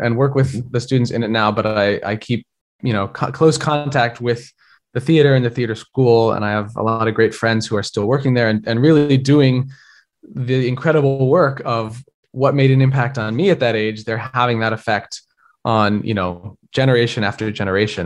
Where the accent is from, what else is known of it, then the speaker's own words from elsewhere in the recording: Helena, Montana, United States; now in New York, United States; I grew up in Montana